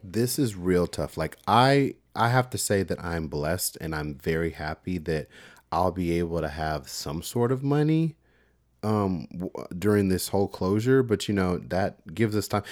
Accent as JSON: {"language": "English", "town": "Houston", "region": "Texas", "country": "United States", "tie": "born or raised there", "said": "I'm from Texas and, uh, I'm from the Houston area. So I grew up around, you know, mega churches"}